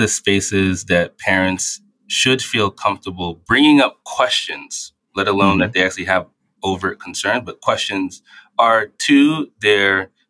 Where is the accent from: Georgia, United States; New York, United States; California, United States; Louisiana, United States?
New York, United States; New York City; At least when I grew up in New York City, you could see it everywhere.